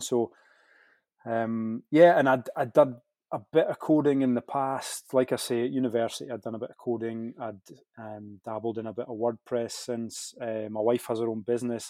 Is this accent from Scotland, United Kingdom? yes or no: yes; Scottish Borders, Scotland, United Kingdom; I grew up in Scottish Borders